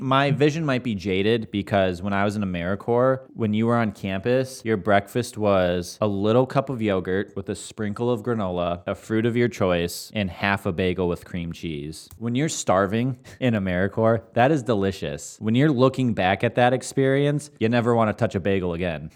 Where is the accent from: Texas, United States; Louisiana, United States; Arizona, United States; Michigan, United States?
Michigan, United States; we're both from Michigan